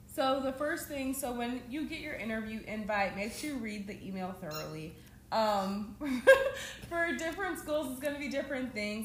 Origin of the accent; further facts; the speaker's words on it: Georgia, United States; I'm from Georgia